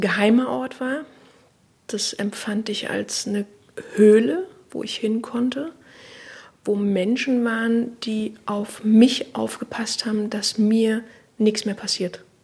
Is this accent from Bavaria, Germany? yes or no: no; Berlin, Germany; Ich bin im Osten, also im DDR-Teil sozusagen groß geworden